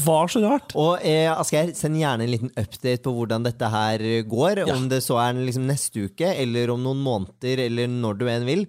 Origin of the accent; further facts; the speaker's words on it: Bærum, Akershus, Norway; jeg er jo fra Bærum